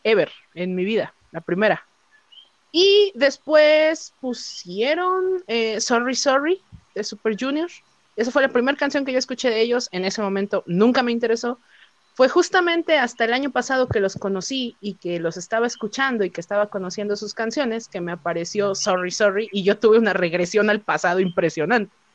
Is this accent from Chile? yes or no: no; Mexico; soy mexicana, tengo 25 años